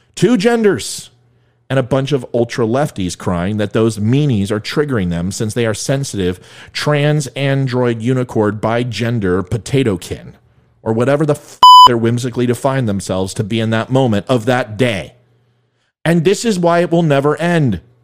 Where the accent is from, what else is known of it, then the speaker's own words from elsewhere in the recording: Jefferson County, Colorado, United States; moved away; This is my hometown. My hockey team is there. I lived in Jeffco.